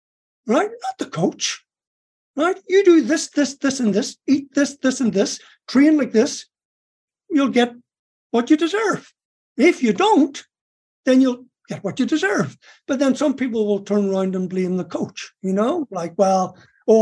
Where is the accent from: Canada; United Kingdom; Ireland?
Ireland; moved away; I was born in Ireland.